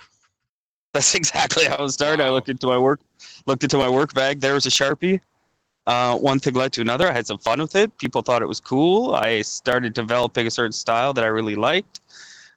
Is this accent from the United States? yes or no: no; Goderich, Ontario, Canada; now in Toronto, Canada; I took a plumbing apprenticeship back in my hometown. So my wife at the time was here in Toronto, and I went back to Goderich